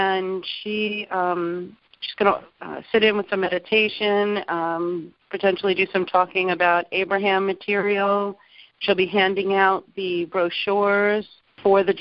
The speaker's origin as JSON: {"language": "English", "area": "Long Island", "region": "New York", "country": "United States", "moved": "yes", "lives_now": "Naples, United States", "said": "I'm originally from Long Island, New York"}